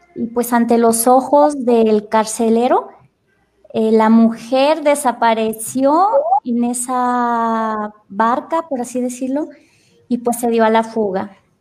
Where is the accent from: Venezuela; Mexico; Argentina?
Mexico; Salamanca, Guanajuato; also born or lived in Chiapas, Mexico; soy de aquí de Salamanca